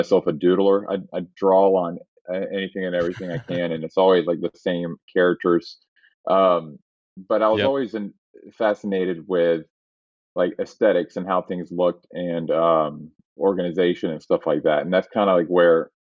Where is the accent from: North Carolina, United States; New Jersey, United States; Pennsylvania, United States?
North Carolina, United States; Raleigh; growing up in Raleigh, North Carolina